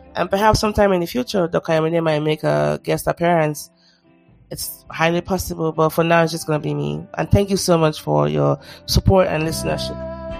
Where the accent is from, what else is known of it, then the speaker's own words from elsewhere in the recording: Nigeria; I'm Nigerian, I should be careful how I say this. Especially Yoruba